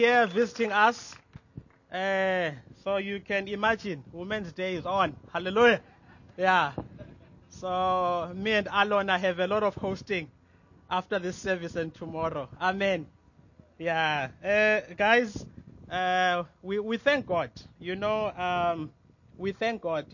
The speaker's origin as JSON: {"language": "English", "town": "Mthatha", "region": "Eastern Cape", "country": "South Africa", "said": "I'm from Mtata"}